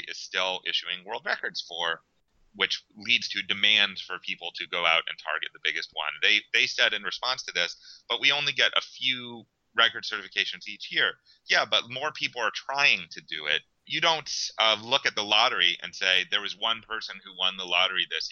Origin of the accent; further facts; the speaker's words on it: Western Pennsylvania, United States; now in Miami, United States; I grew up in Western Pennsylvania.